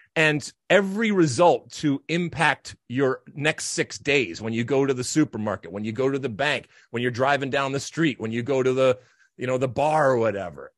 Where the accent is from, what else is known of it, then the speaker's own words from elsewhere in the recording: United States; as an American soccer player, and certainly those of us that grew up in the seventies and eighties